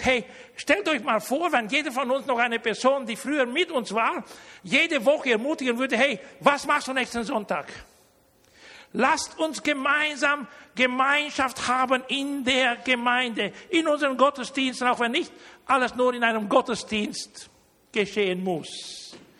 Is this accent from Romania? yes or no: yes; Romania; now in Germany; ich bin deutscher Herkunft, aber ich, ich bin in Rumänien geboren worden.